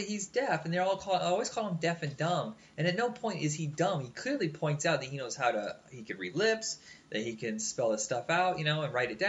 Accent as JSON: {"language": "English", "region": "Indiana", "country": "United States", "said": "We're from Indiana"}